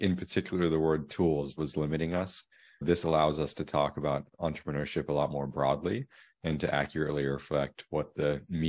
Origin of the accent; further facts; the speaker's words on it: Asia, Australia; now in United States; I was born in Australia and grew up in Asia.